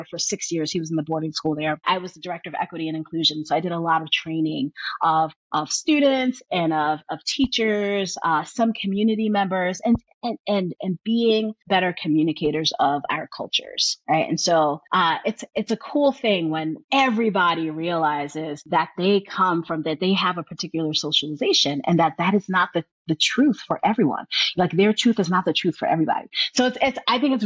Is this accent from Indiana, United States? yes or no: no; New York City, New York, United States; moved away as an adult; also born or lived in rural New Jersey / the South; Born and raised in New York City